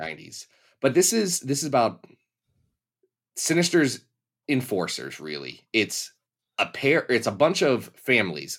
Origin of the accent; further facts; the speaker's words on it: Kentucky, United States; I'm from Kentucky